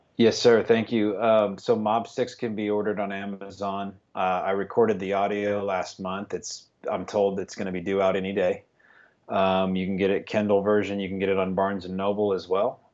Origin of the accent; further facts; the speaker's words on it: West Texas, United States; I'm from West Texas, a little town